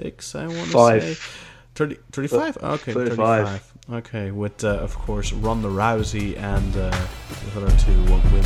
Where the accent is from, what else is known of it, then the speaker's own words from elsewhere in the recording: Belgium; English is a second language; in Belgium they don't dub, or at least they did not use to dub when I was a kid. So I learned it from subtitles.